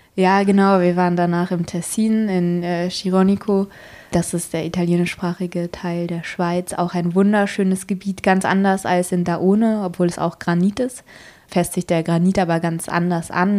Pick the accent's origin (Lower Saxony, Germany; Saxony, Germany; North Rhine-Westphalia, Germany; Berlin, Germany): Berlin, Germany; als Berliner